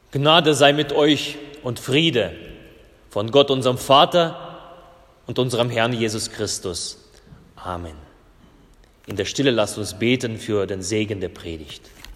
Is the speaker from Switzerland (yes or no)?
no; Russia; moved away; ich komme ja aus Russland und meine, meine Vorfahren sind ja Lutheraner in Russland gewesen